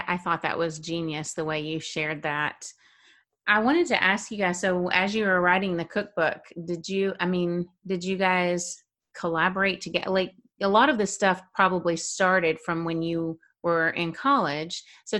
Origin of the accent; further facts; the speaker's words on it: the South, United States; I'm from the South.